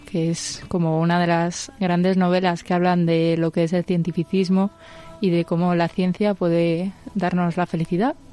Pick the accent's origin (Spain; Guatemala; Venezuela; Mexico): Spain; Ciudad Real, Castilla-La Mancha; De Ciudad Real.